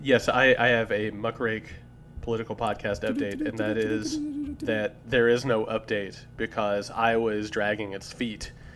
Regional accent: Indiana, United States; I'm from Indiana

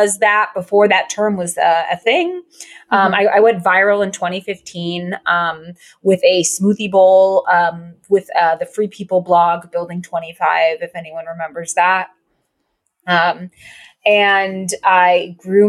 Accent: Connecticut, United States; also born or lived in Los Angeles; now in Brooklyn, United States; I am from Connecticut. I currently live in Brooklyn.

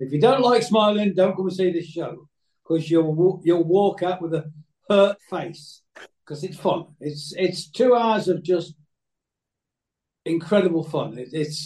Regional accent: Coventry, West Midlands, United Kingdom; now in Cheshire, United Kingdom; I was born in Coventry

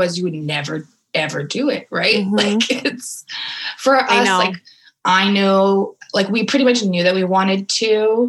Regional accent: Alberta, Canada; also born or lived in United States; now in Ottawa, Canada; I've moved around a bunch. I'm from Alberta. I've lived in the States for a while, but I moved to Ottawa for my master's

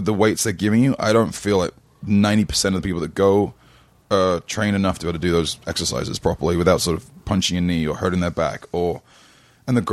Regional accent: London, United Kingdom; moved away; I grew up in London. I ran track from a very young age

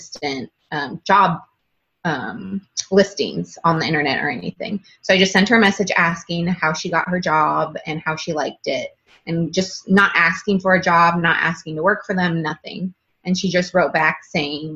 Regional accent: Northern California, United States; moved away as an adult

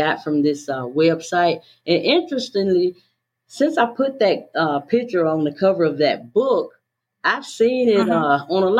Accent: the South, United States; accent: Southern; I was born in the South, as you can tell by the accent

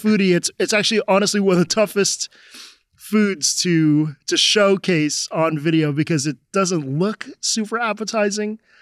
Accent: United States; also born or lived in Japan; being an American

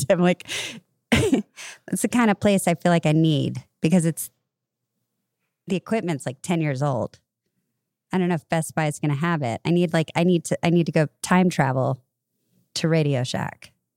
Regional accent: California, United States; I'm a girl from California

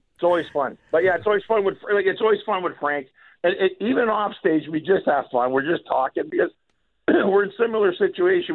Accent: Montreal, Quebec, Canada; moved away; originally from Montreal

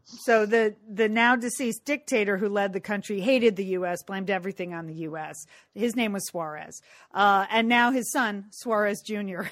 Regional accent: California, United States; speaking as a Californian

